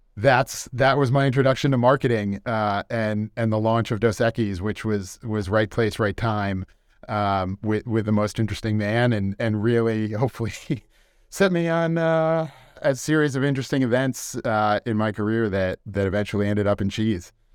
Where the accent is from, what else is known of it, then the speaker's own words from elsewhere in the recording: West Hartford, Connecticut, United States; moved away as an adult; also born or lived in Boston / Melbourne, Australia / New York City; growing up in West Hartford